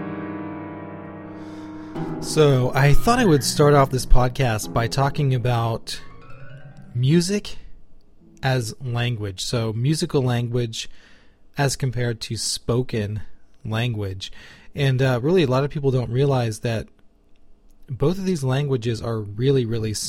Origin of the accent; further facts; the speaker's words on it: United States; as an American, this is our English.